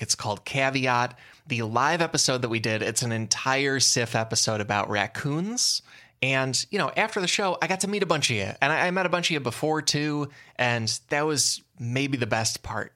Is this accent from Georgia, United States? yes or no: no; Chicago suburbs, Illinois, United States; now in Los Angeles, United States; I'm from the Chicago suburbs